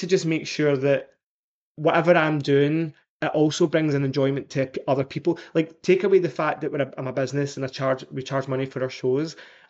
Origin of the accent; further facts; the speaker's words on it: Scotland, United Kingdom; I just love that I came from Scotland and I love that I came from a wee council